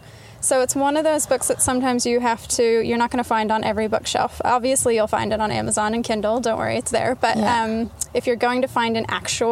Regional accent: Texas, United States; moved away; also born or lived in Utah; I was born in Utah, then I moved to Texas.

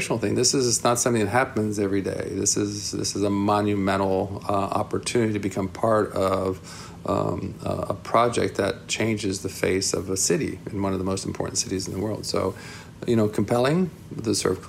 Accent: South Florida, United States; moved away as an adult; also born or lived in New York City / California; I grew up in South Florida during my high school days

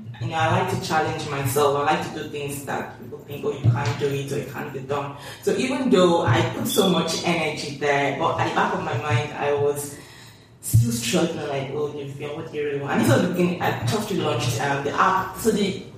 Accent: Nigeria; moved away as an adult; also born or lived in Dundee, United Kingdom / United Kingdom; now in Lagos, Nigeria; I was born in Nigeria, grew up in Nigeria, schooled

